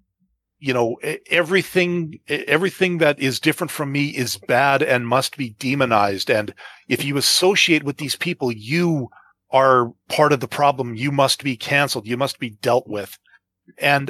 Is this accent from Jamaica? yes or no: no; Canada; I'm not a Canadian.